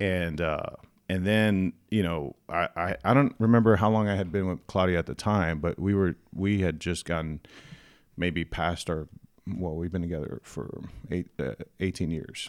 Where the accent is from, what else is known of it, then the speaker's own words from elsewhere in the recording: San Antonio, Texas, United States; born and raised in San Antonio, downtown